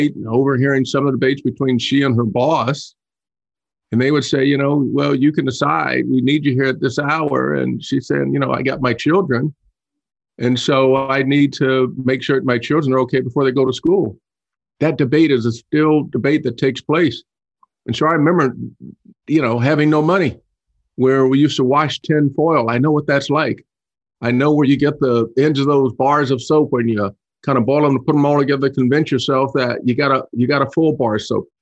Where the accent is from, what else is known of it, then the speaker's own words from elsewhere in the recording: Dayton, Ohio, United States; I grew up in Dayton, Ohio, across the street from the Howard Paper Mill